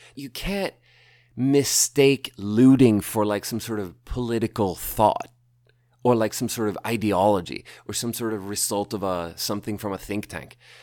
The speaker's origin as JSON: {"language": "English", "town": "Malmö", "region": "Skåne", "country": "Sweden", "tie": "born or raised there", "said": "I grew up in, I was born in Malmö. I grew up around there."}